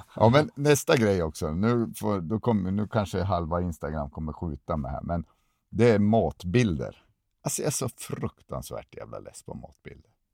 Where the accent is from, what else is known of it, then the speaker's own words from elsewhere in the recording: Sundsvall, Västernorrland County, Sweden; moved away; jag är från Sundsvall från början